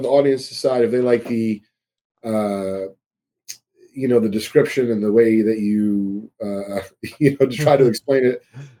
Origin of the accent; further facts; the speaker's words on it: Georgia, United States; I have Cad Coles. I'm from Georgia, whatever the case is.